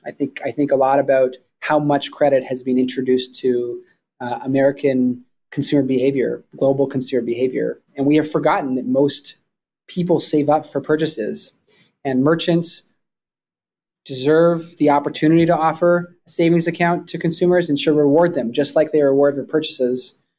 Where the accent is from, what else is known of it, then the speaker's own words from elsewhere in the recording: Vancouver, British Columbia, Canada; also born or lived in Toronto; I grew up in I grew up in Vancouver, Canada